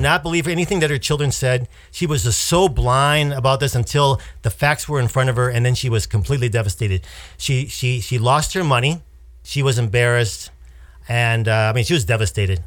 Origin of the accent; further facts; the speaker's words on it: Wisconsin, United States; moved away; the Midwest, Wisconsin, where my my family lives